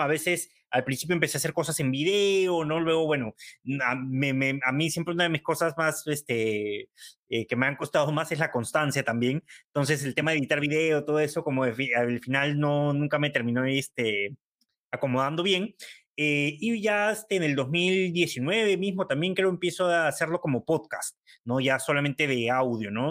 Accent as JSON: {"language": "Spanish", "country": "Peru", "said": "nuestro país"}